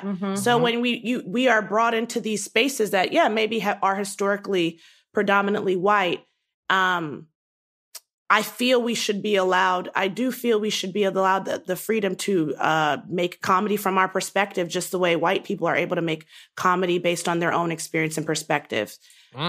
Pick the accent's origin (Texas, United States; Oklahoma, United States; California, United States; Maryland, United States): Maryland, United States; Baltimore; moved away as an adult; also born or lived in Nigeria (ancestry); I was born and raised in Baltimore